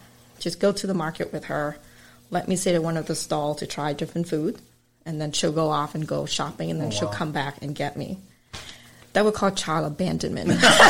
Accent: Malden, Massachusetts, United States; But I grew up in Malden area, and there's a big concentration of Vietnamese there.

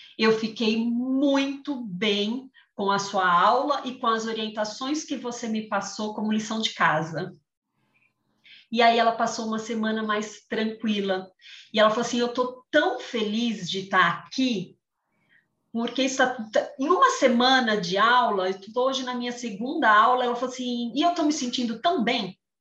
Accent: São Paulo, Brazil; moved away as an adult; now in Jaguariúna, Brazil; sou de São, natural de São Paulo, mas há cinco anos resolvi mudar a vida e me mudei para o interior, moro em Jaguariúna

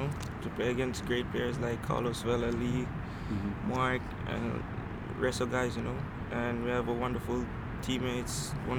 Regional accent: Jamaica; moved away as an adult; now in Los Angeles, United States; Well, it was nice growing up in Jamaica.

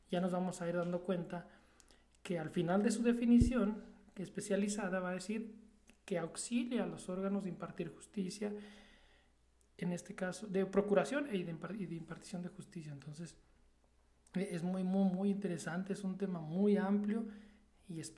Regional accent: Mexico; aquí como mexicanos somos muy, muy, muy buenos.

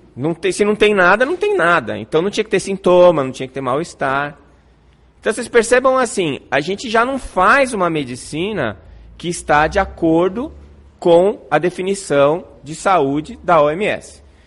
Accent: São Paulo, Brazil; also born or lived in Santos; now in Campo Grande, Brazil; Eu nasci em São Paulo, na cidade de São Paulo

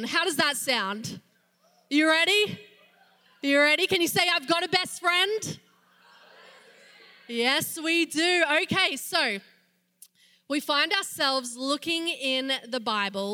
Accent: Australia; moved away as an adult; I'm not from around here. I am from Australia.

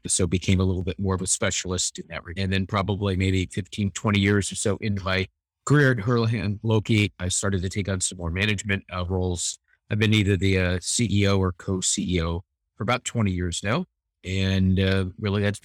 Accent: Los Angeles, California, United States; born and raised in Los Angeles, California, I went to a university locally

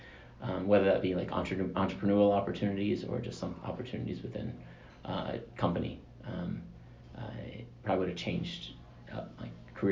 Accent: Atlanta, Georgia, United States; moved away as an adult; I grew up in Atlanta, so I lived in Atlanta until I was, five years ago.

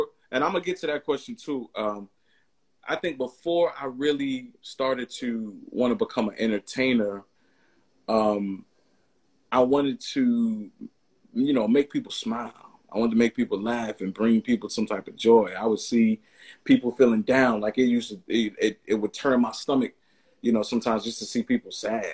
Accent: New York, United States; I'm from New York

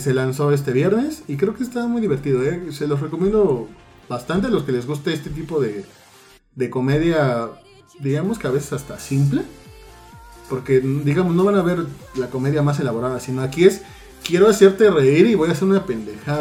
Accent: Mexico; como mexicanos

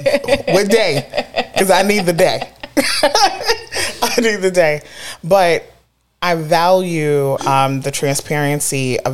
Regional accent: Brooklyn, New York, United States; I'm from Brooklyn.

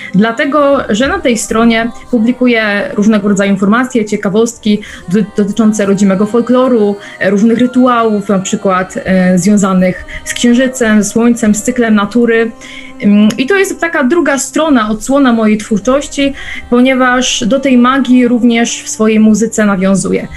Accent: Silesian Beskids, Silesian Voivodeship, Poland; Pochodzę z Beskidu Śląskiego

